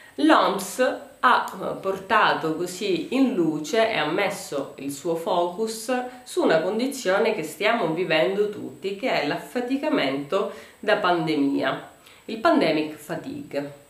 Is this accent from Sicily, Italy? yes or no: yes; Sicily, Italy; da siciliani